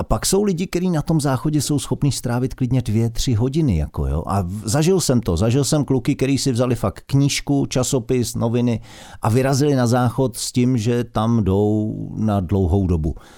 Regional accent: Karlovy Vary, Karlovy Vary Region, Czechia; now in Prague, Czechia; Já byl z, já jsem z Karlových

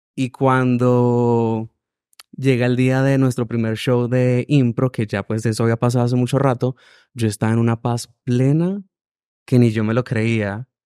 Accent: Venezuela; moved away as an adult; now in Medellín, Colombia; Yo soy de Venezuela

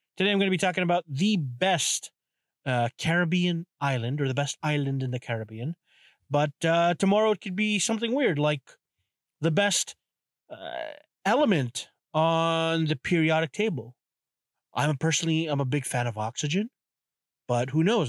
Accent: Canada; I am from Canada

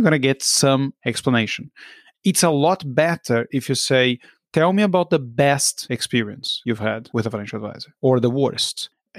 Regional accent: Brazil; moved away; I grew up in Brazil.

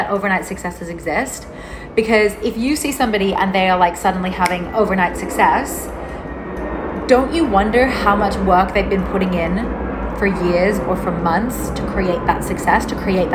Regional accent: Melbourne, Victoria, Australia; moved away as an adult; also born or lived in Byron Bay, New South Wales; I left my home state of Melbourne in Australia and I moved to Byron Bay in New South Wales.

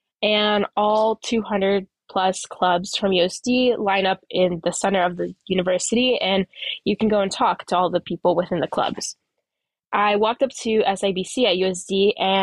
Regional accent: Sacramento, California, United States; I grew up in Sacramento, California.

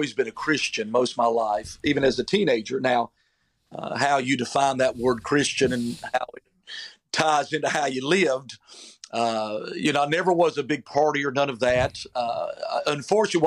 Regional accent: Falcon, North Carolina, United States; moved away as an adult; also born or lived in Georgia / Oklahoma; I'm originally from North Carolina, a big metropolitan city called Falcon, North Carolina

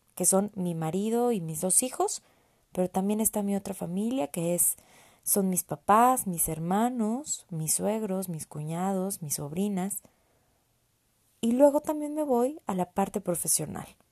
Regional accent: Mexico; also born or lived in San Luis Potosí; Soy mexicana, vivo en San Luis Potosí

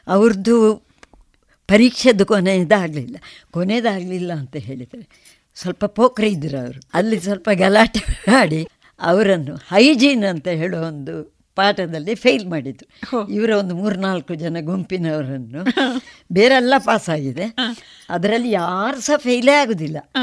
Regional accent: Urimajalu, Karnataka, India; ನಾನು ಉರಿಮಜಲು ಮನೆಯಲ್ಲಿ ಹುಟ್ಟಿದೆ

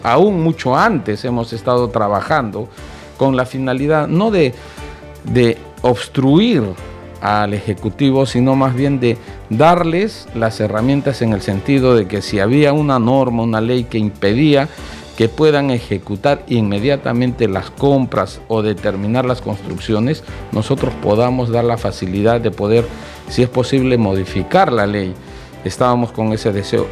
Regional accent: Arequipa, Peru; yo soy de Arequipa

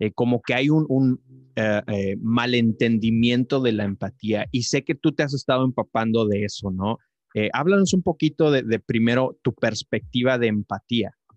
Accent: Tamaulipas, Mexico; now in El Paso, United States; Yo, yo crecí en, en, Tamaulipas, yo crecí en Tamaulipas, mi esposa y yo vivimos ahorita en El Paso, Texas

